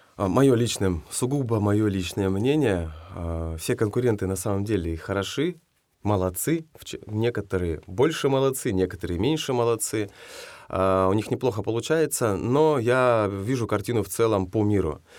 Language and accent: Russian; Nadym, Yamalo-Nenets Autonomous Okrug, Russia; moved away as an adult; now in Kazan, Russia; я из Надыма